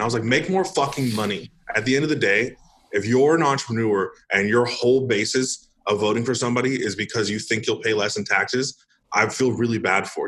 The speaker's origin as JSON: {"language": "English", "region": "Northern California", "country": "United States", "tie": "born or raised there", "also_born_or_lived": "Idaho", "moved": "as an adult", "lives_now": "Arizona, United States", "said": "I grew up in California. I lived in California for 22 out of 26 years of my life"}